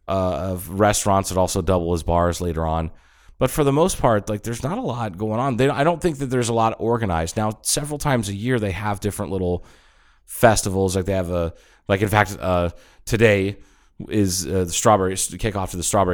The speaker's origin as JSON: {"language": "English", "region": "Ohio", "country": "United States", "tie": "born or raised there", "also_born_or_lived": "Tucson, Arizona", "moved": "yes", "said": "when we moved from Tucson, I was like 8 years old, moved from Tucson to Ohio and lived out way out in the country"}